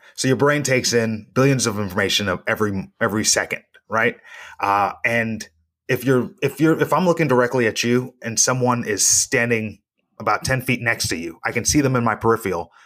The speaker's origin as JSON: {"language": "English", "town": "Reno", "region": "Nevada", "country": "United States", "tie": "born or raised there", "said": "my hometown"}